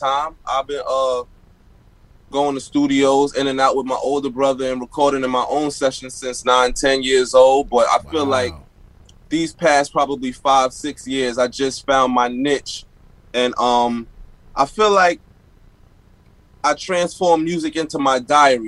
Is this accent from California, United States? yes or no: no; New York City, New York, United States; Born and raised in Bed-Stuy